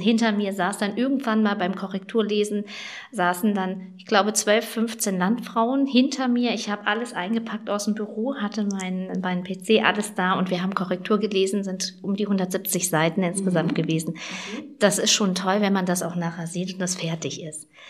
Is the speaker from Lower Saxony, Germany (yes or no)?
yes; Schaumburg, Lower Saxony, Germany; bei uns in Schaumburg